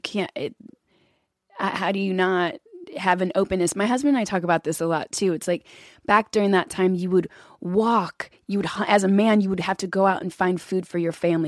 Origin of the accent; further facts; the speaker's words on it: Kentucky, United States; I grew up in Kentucky